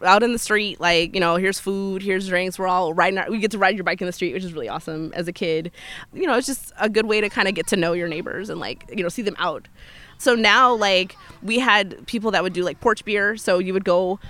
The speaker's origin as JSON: {"language": "English", "town": "Chicago", "region": "Illinois", "country": "United States", "tie": "born or raised there", "said": "It's very family oriented. There's a lot of kids just kind of like running around all over the place."}